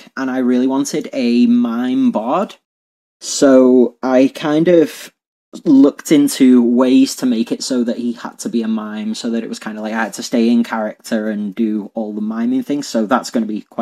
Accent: Liverpool, North West England, United Kingdom; I'm from Liverpool in England

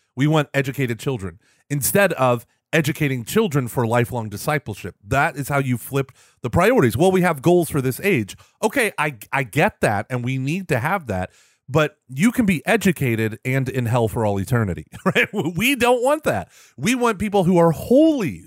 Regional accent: Houston, Texas, United States; also born or lived in Austin, Texas; I'm from Houston. Everything is flat.

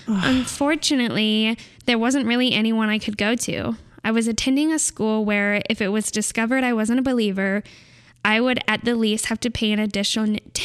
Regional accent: California, United States

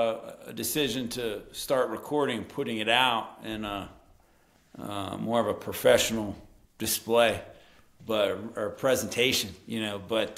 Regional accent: Morgantown, West Virginia, United States; Morgantown, you know, the drinking town with the college sports problem.

